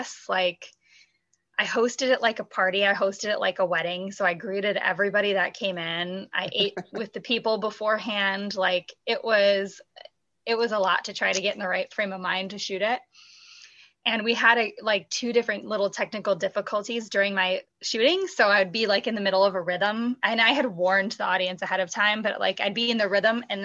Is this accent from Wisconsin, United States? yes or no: yes; Madison, Wisconsin, United States; I'm from Madison, so I have a huge support system here.